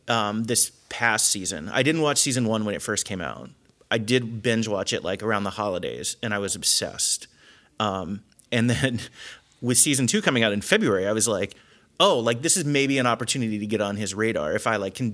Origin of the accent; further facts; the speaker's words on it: Cincinnati, Ohio, United States; I'm also from the Cincinnati area.